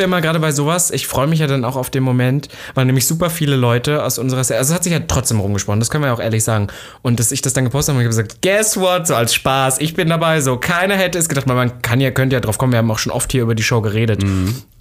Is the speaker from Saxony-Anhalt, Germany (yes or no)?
yes; Saxony-Anhalt, Germany; bei uns in Sachsen-Anhalt